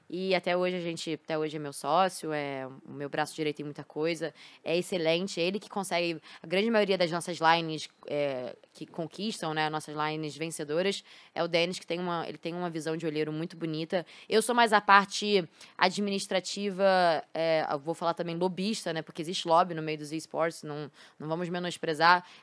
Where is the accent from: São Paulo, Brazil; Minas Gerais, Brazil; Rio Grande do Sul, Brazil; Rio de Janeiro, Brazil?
Rio de Janeiro, Brazil; Sou carioca. Carioca. Sou de carioca. onde? Do Rio? Eu sou de Botafogo. Botafogo. Sim. Sou de Botafogo.